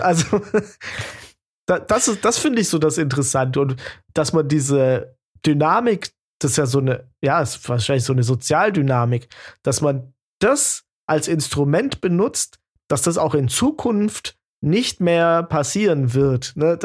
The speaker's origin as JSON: {"language": "German", "region": "Baden-Württemberg", "country": "Germany", "said": "ich bin Schwabe"}